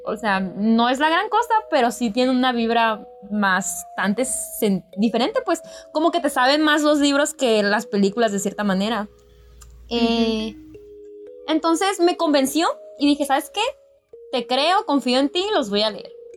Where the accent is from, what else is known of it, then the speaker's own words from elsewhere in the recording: northern Mexico, Mexico; tú y yo somos de México